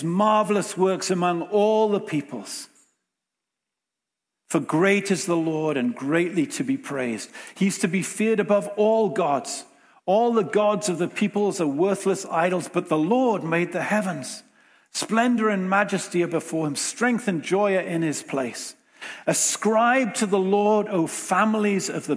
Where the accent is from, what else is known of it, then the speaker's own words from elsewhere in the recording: England, United Kingdom; moved away as an adult; now in Winnipeg, Canada; us all being English